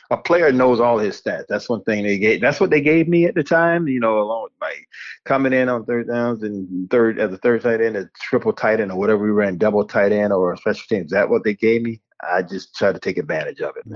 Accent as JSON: {"language": "English", "town": "Hallandale Beach", "region": "Florida", "country": "United States", "tie": "born or raised there", "said": "I grew up in Hallandale Beach, Florida, and right now I'm like 25, 30 minutes away from"}